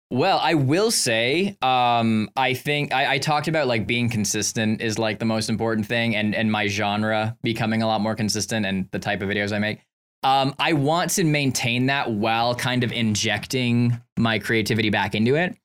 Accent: Canada; I'm from Canada

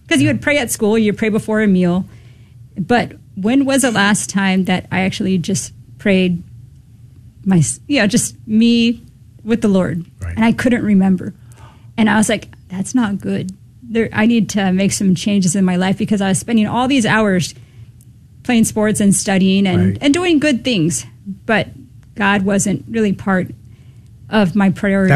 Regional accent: Southern California, United States; I was born and raised in Southern California

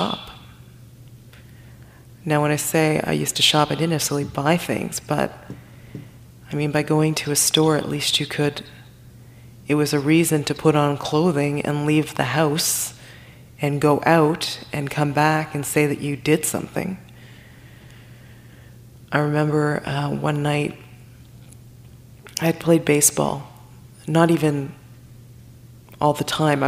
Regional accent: Toronto, Ontario, Canada; moved away as an adult; also born or lived in Timmins, Ontario; born and raised in Toronto, and here I am 8 hours north

